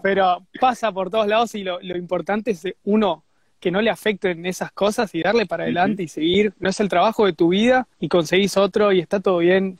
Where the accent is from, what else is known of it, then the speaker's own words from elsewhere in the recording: Zona Sur, Buenos Aires, Argentina; moved away as an adult; now in Australia; volví a Zona Sur, que es de donde, de donde soy